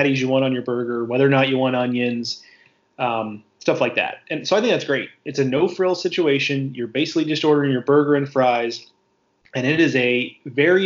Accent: Texas, United States; I am a Texan

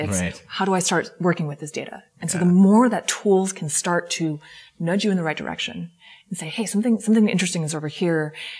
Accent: California, United States; I'm from Silicon Valley.

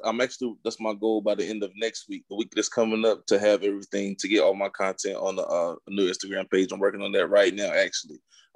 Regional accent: Raleigh, North Carolina, United States; born and raised in Raleigh, Fuquay, Cary, Holly Springs area.

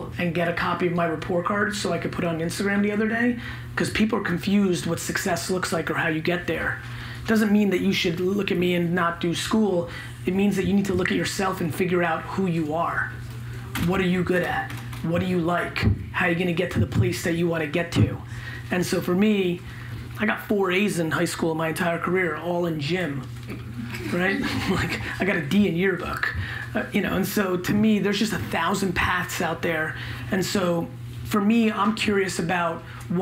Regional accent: New York City, New York, United States; also born or lived in Belarus; When I came to America, I was 3 years old. I lived in a studio apartment in Queens

